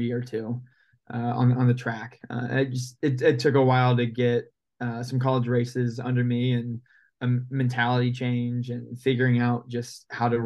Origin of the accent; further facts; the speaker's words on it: Indiana, United States; moved away as an adult; also born or lived in Ohio; now in Portland, United States; grew up in Indiana my whole life, went to Indiana high schools